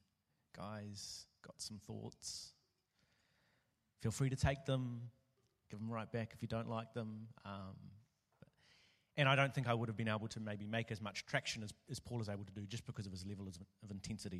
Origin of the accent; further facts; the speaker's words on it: New Zealand; now in Melbourne, Australia; I'm from New Zealand.